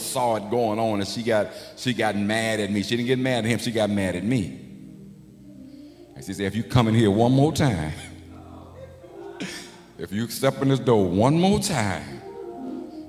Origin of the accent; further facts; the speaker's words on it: Chicago, Illinois, United States; also born or lived in Memphis, Tennessee; I was born in Memphis. So when we moved to Chicago, I think I was maybe 4 or 5. But I grew up on the west side